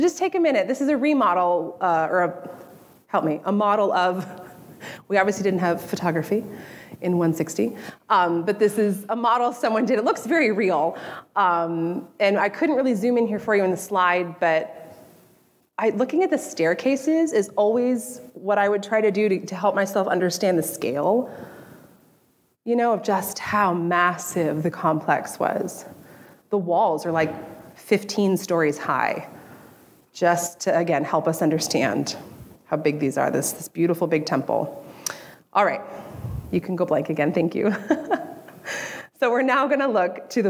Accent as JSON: {"language": "English", "region": "Southern California", "country": "United States", "tie": "born or raised there", "said": "I grew up in Southern California"}